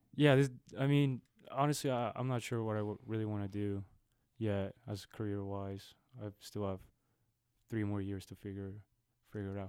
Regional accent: Guadalajara, Jalisco, Mexico; now in Austin, United States; I'm originally from Guadalajara, Mexico

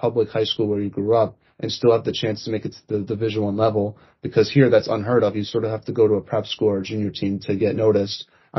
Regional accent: East Coast, United States; I'm from the East Coast.

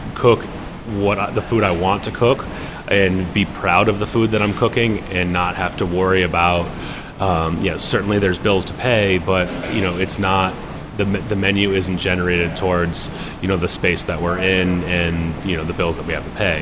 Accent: Bristol, Rhode Island, United States; moved away as an adult; also born or lived in New York; I'm from Bristol. I'm born on Narragansett Bay

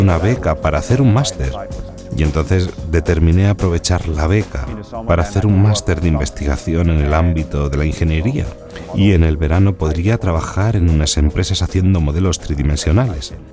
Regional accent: northern Netherlands, Netherlands; now in Ireland; Nací y crecí en los Países Bajos.

